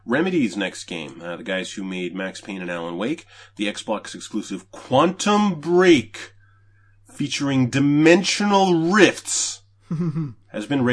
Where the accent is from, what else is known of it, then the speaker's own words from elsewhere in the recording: Canada; I'm from Canada. I live in Canada.